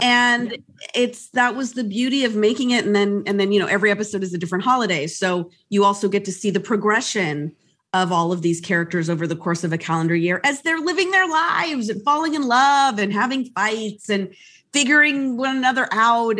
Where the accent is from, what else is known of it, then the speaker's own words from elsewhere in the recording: United States; I am Latina, Latina, but I'm American